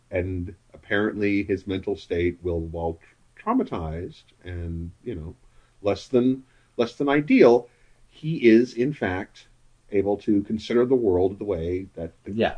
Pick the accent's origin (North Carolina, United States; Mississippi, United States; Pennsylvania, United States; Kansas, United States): Kansas, United States; Wichita; when I went to high school, my high school was up in the north, northeast part of Wichita